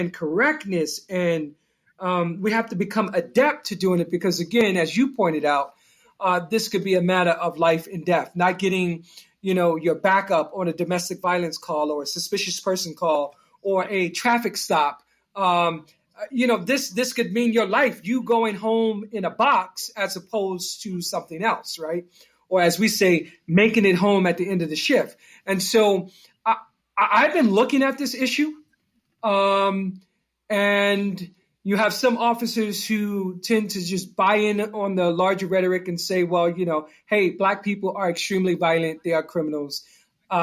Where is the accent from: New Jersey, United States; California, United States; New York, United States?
New Jersey, United States; Newark; I come from Newark, New Jersey. It's a rough community